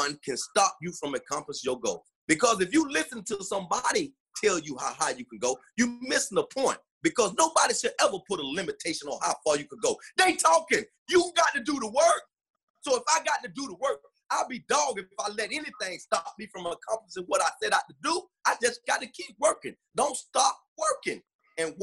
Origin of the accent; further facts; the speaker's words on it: South Florida, United States; moved away as an adult; now in Minneapolis, United States; I'm from Florida, where football is speed.